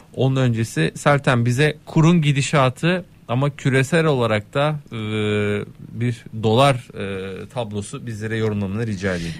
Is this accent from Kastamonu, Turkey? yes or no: yes; Kastamonu, Turkey; bugün de benim memleketim Kastamonu.